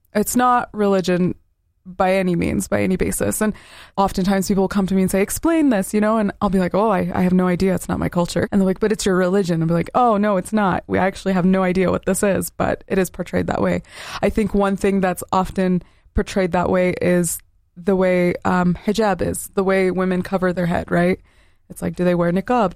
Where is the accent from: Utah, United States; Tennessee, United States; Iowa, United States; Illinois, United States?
Utah, United States; Southern; Growing up in Southern Utah, everyone around me was majority of the L D S faith